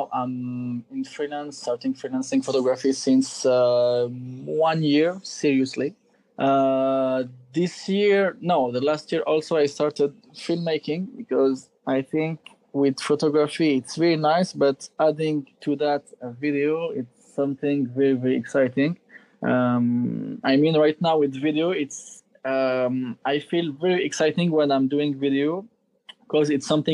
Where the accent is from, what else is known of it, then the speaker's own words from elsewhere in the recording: Algeria; moved away as an adult; now in Paris, France; I was born in Algeria and I grew up there.